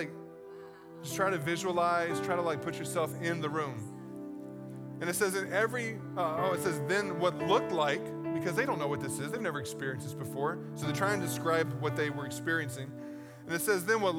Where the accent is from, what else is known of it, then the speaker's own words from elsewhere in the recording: East Coast, United States; moved away; I grew up on the East Coast